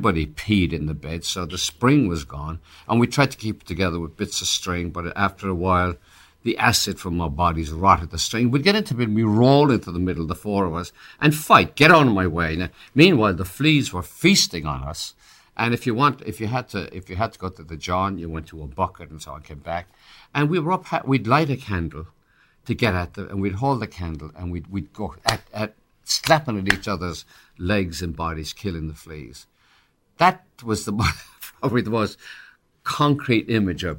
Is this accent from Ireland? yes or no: yes; Ireland; accent: Irish; now in United States; I'd lose my Irish accent